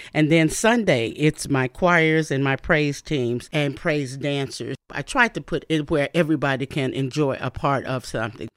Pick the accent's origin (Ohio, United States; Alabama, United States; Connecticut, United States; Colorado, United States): Alabama, United States; Bessemer; also born or lived in Birmingham, Alabama; now in Fort Wayne, United States; I'm from the South, from Birmingham, Alabama, where really my city is Bessemer, Alabama, and we had gospel music twenty-four seven